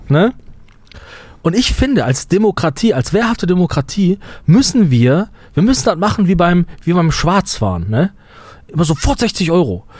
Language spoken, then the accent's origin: German; Germany; uns als, als Deutsche